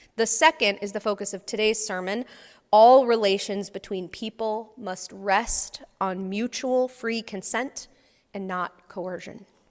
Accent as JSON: {"language": "English", "region": "Texas", "country": "United States", "tie": "born or raised there", "said": "I grew up in Texas"}